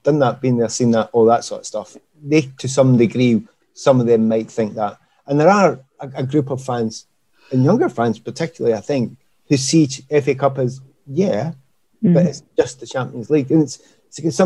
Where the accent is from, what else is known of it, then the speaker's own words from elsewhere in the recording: Glasgow, Scotland, United Kingdom; I'm from the East End of Glasgow